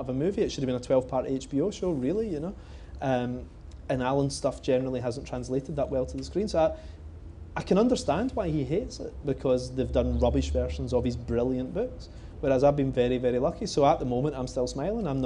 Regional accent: Coatbridge, Scotland, United Kingdom; I grew up in Cope Ridge

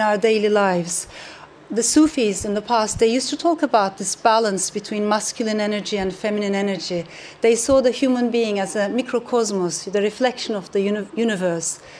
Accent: Turkey; I come from Turkey

